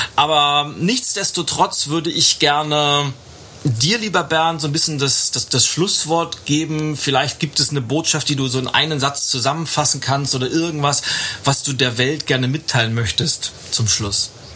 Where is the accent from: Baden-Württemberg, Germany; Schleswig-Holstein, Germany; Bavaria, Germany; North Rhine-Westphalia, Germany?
Schleswig-Holstein, Germany; Lübeck; in meiner Heimatstadt Lübeck